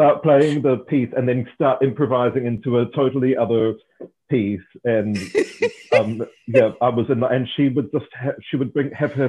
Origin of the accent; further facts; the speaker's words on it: Auckland, New Zealand; I grew up in Auckland in New Zealand.